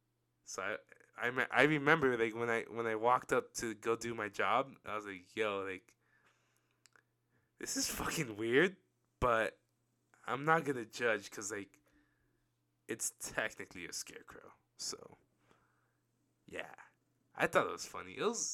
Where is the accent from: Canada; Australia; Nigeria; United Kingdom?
Australia; I'm Aussie, and see you guys soon.